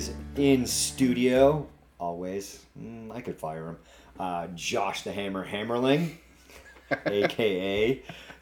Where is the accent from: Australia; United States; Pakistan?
United States; New England; accent: New England; my New England accent.